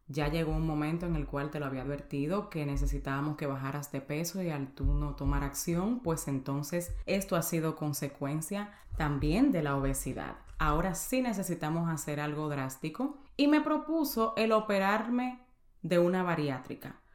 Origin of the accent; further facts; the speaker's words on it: Dominican Republic; moved away as an adult; now in United States; soy dominicana y tengo viviendo en Estados Unidos 12 años. Llegué aquí a la edad de 18 años